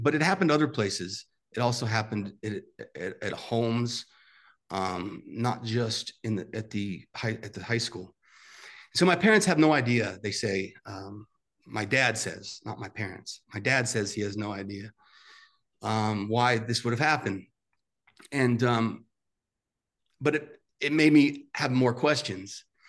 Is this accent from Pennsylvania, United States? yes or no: no; New York City, New York, United States; I grew up in Staten Island, New York